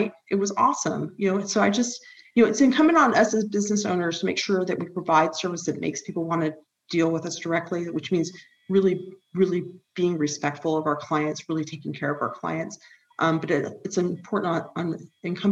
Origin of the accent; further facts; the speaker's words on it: Huntington Beach, California, United States; I grew up in Huntington Beach